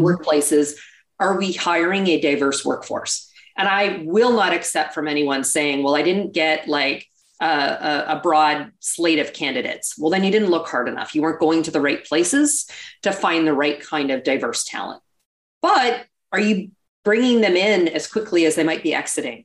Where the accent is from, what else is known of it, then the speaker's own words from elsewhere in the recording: Canada; accent: Canadian; now in United States; Might hear a bit of an accent. I'm actually originally from Canada.